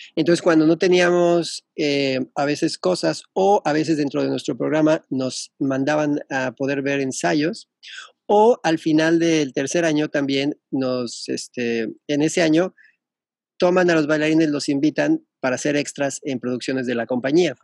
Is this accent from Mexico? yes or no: yes; Mexico; moved away as an adult; also born or lived in England / Melbourne, Australia